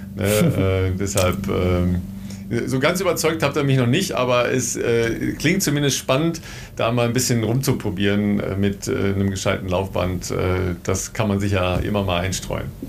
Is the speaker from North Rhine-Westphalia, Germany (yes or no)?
yes; near the Münsterland, North Rhine-Westphalia, Germany; im Münsterland, äh, nicht so weit entfernt von meiner Heimat